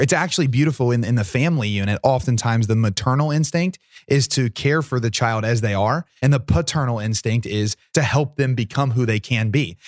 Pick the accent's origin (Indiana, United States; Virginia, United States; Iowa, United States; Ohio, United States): Ohio, United States; Portsmouth; Portsmouth's my hometown